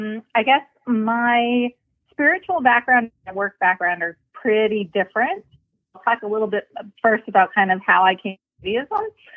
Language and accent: English; Los Angeles, California, United States; So I grew up in California, in Los Angeles, and I was a terrible, terrible Catholic.